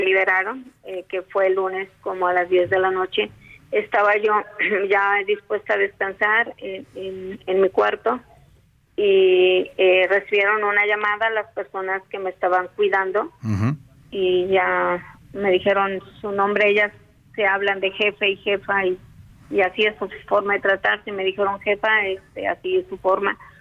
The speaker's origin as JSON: {"language": "Spanish", "region": "Michoacán", "country": "Mexico", "said": "el estado de Michoacán y más en en mi área, en mi zona"}